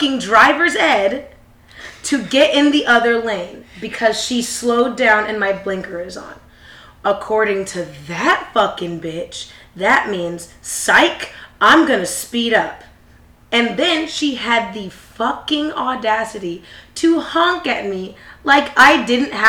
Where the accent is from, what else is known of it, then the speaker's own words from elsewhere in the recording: Jamaica; I'm Jamaican